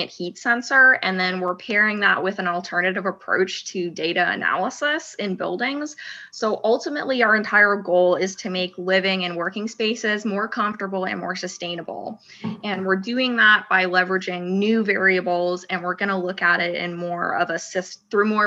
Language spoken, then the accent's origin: English; Huntsville, Alabama, United States; also born or lived in Auburn, Alabama; I'm actually originally from Huntsville, Alabama.